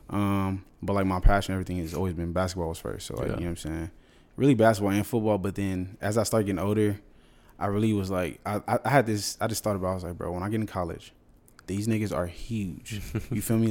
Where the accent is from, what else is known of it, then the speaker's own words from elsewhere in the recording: San Diego, California, United States; moved away as an adult; also born or lived in San Fernando Valley, California / Los Angeles, California / Houston, Texas / Alabama; I was born in San Diego. Okay, so I grew up San Diego, uh, really SoCal